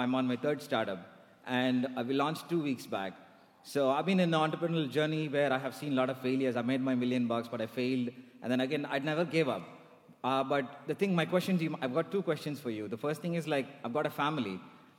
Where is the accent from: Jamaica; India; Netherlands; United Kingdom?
India; moved away; I'm from India